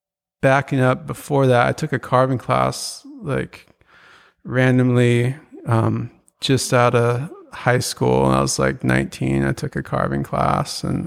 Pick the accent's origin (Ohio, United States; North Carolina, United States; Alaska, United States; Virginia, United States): Alaska, United States; Juneau; now in Arizona, United States; born and raised in Juneau, Alaska